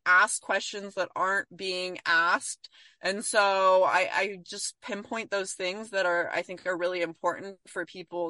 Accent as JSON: {"language": "English", "region": "California", "country": "United States", "tie": "born or raised there", "said": "I grew up in California in an environment where we were very liberal"}